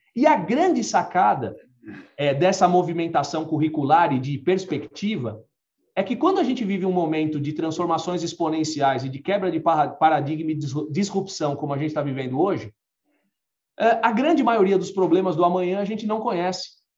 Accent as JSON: {"language": "Portuguese", "country": "Brazil", "said": "nós, como brasileiros"}